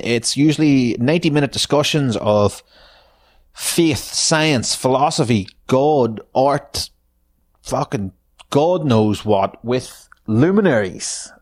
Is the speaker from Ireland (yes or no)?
yes; Ireland; our history as Irish people